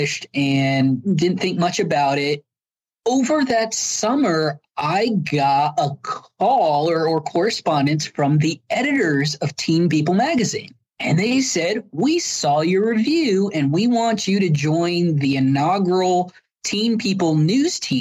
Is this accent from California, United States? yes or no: no; Las Cruces, New Mexico, United States; I was born and raised in Las Cruces.